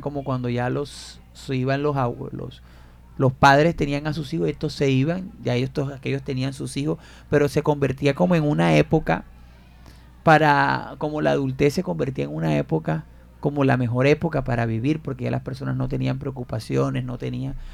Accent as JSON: {"language": "Spanish", "town": "Fundación", "region": "Magdalena", "country": "Colombia", "tie": "born or raised there", "said": "Yo soy de Fundación Mandalena y nosotros nos sentábamos en la puerta a esperar que pasara el señor con el tanque de la leche"}